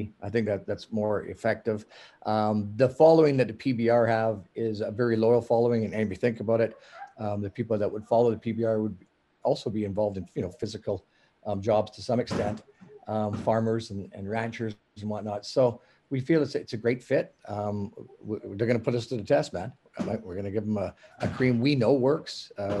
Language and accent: English; Western Canada, Canada; I mean, I'm from Western Canada